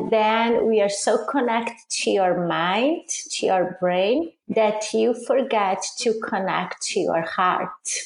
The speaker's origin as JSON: {"language": "English", "country": "Brazil", "also_born_or_lived": "Italy", "second_language": "English", "moved": "as an adult", "lives_now": "United States", "said": "I'm originally from Brazil, and I moved to Italy after I got married"}